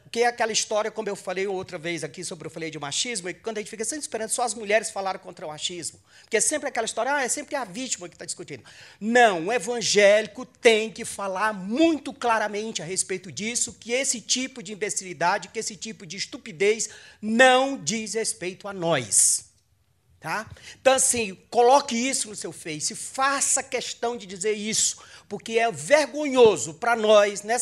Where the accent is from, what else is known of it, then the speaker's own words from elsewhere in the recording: Ceará, Brazil; quem tem a minha idade e nasceu e se criou numa igreja evangélica, sabe o que é sofrer perseguição. Quando eu era criança, lá no Ceará, nós estávamos no culto e o culto era apedrejado.